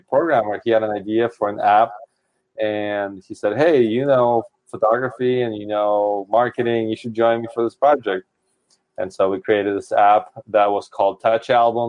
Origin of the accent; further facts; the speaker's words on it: Seattle, Washington, United States; I'm from Seattle, and it's rainy and cold.